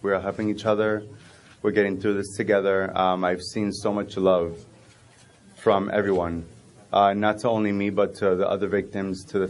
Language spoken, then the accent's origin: English; Boston, Massachusetts, United States; also born or lived in Puerto Rico; now in Polk County, Florida, United States; I'm originally from Boston, from Puerto Rico, though, but I live here now